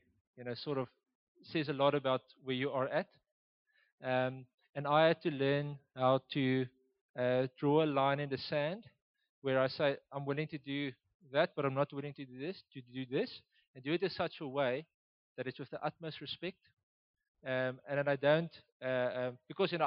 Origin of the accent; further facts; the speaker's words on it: Oudtshoorn, Western Cape, South Africa; now in Gauteng, South Africa; I was born and raised in Oudtshoorn